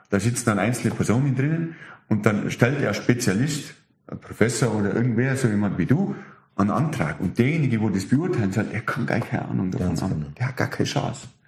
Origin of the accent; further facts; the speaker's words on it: Germany; Ich und wir Deutsche, das muss ich jetzt ja, noch ganz kurz schnell ja. sagen